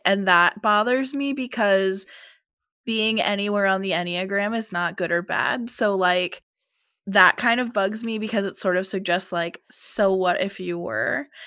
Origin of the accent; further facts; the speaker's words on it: Pennsylvania, United States; now in Phoenix, United States; My dad still lives in Pennsylvania, that's where I grew up